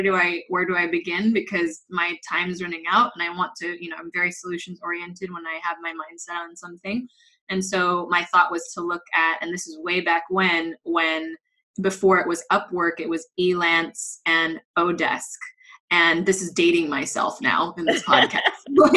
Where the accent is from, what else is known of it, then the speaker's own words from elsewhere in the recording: Los Angeles, California, United States; moved away as an adult; now in Madrid, Spain; I am originally from Los Angeles, but I'm based here in Madrid, Spain. I've been here for close to 9 years now